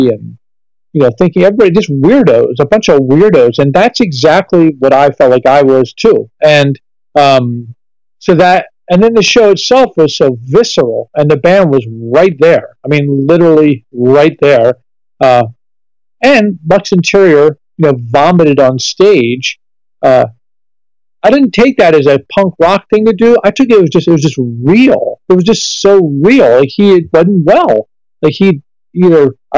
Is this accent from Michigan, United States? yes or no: no; Washington, District of Columbia, United States; Growing up in Washington, D.C., my parents weren't musicians.